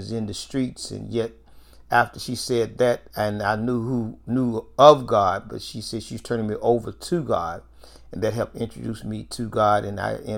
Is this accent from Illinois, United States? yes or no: no; Nashville, Tennessee, United States; I grew up in North Nashville